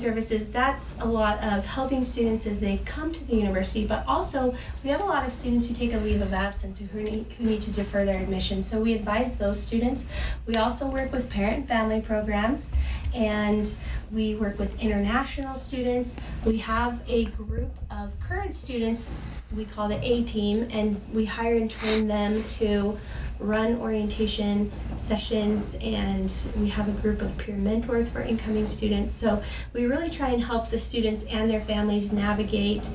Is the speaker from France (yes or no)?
no; Afton, Wyoming, United States; moved away as an adult; now in Logan, United States; I grew up in Afton, Wyoming in a valley called Star Valley